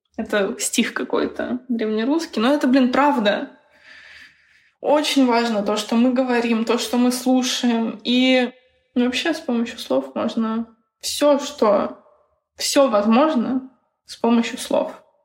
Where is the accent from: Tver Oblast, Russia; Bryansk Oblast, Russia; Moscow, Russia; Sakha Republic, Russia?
Bryansk Oblast, Russia; Bryansk; я сама из Брянска